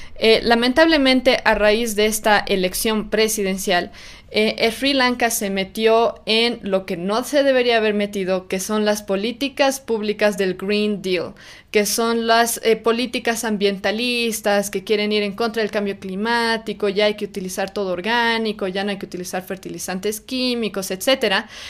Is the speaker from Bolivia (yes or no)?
yes; Bolivia; en nuestro caso en Bolivia